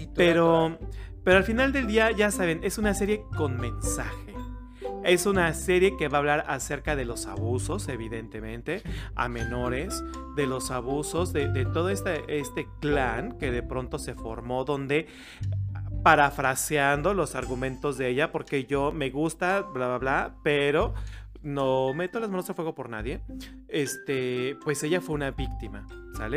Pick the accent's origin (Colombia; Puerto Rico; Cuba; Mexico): Mexico; los mexicanos somos una cultura diversa